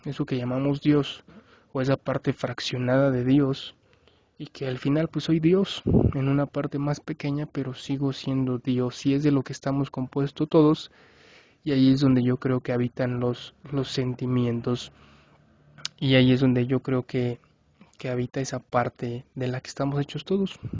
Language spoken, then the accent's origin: Spanish; Mexico; Yo soy mexicano